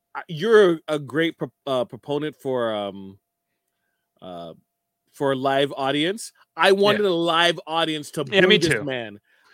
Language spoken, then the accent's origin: English; Miami, Florida, United States; Well, I am from Miami, so it's a little different there.